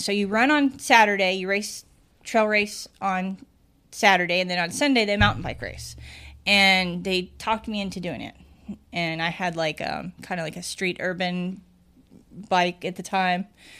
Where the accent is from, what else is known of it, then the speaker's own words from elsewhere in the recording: Nebraska, United States; I grew up in Nebraska, rural Nebraska.